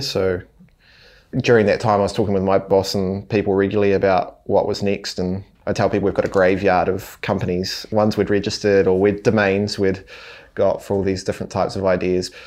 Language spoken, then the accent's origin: English; Hawera, Taranaki, New Zealand; We grew up in Harwada in Taranaki, so a small town.